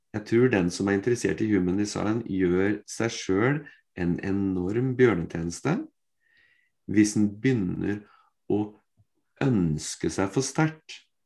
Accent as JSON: {"language": "Norwegian", "town": "Fredrikstad", "region": "Østfold", "country": "Norway", "said": "Jeg er fra Fredrikstad"}